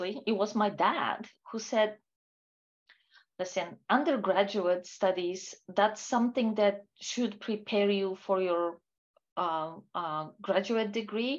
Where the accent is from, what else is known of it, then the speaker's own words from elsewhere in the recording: Warsaw, Masovian Voivodeship, Poland; moved away as an adult; I was born and raised in Poland. Most of my life I spent in Warsaw, which is a capital city for Poland.